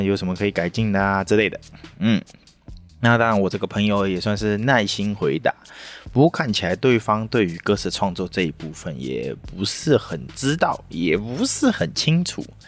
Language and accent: Chinese; Taiwan; 我们台湾人的性格